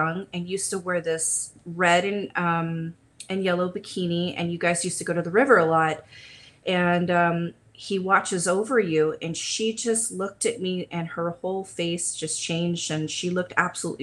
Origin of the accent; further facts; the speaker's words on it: California, United States; also born or lived in Huntington Beach / Lakewood / Pasadena / Long Beach; I've been born and raised in California, so this is home. Right now I'm located in Huntington Beach, but I've been kind of all over, from Lakewood to Pasadena to Long Beach areas